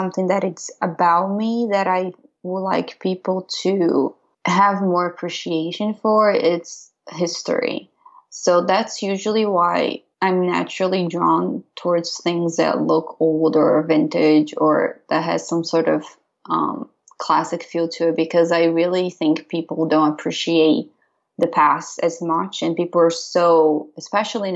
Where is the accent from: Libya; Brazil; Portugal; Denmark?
Brazil; now in Pennsylvania, United States; I'm from Brazil